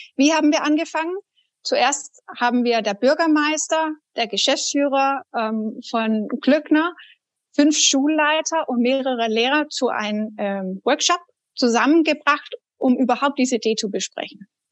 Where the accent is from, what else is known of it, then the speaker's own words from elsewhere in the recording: Denmark; German is a second language; now in Germany; als Dänin. Ich bin auch Ausländer in Deutschland